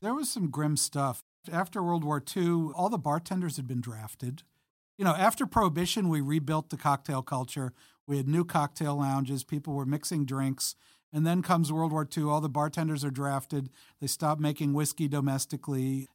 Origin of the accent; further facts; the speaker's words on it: Long Island, New York, United States; I grew up on Long Island in the, in the seventies